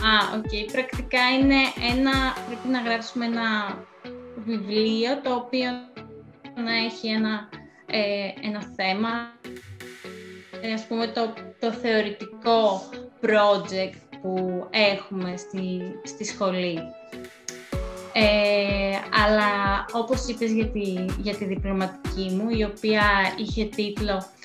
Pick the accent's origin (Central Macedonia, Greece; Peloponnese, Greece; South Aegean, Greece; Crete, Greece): Peloponnese, Greece; Kalamata; moved away as an adult; also born or lived in Athens; ε, κατάγομαι από την Καλαμάτα. Ε, σπούδασα αρχιτεκτονική στην Αθήνα